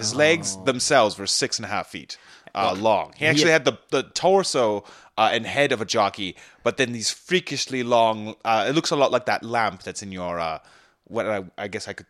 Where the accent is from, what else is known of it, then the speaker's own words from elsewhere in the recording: Scarborough, Ontario, Canada; Oh, I'm from, I grew up in Scarborough. And I had my own 6-month internship in Britain, where I picked up the accent.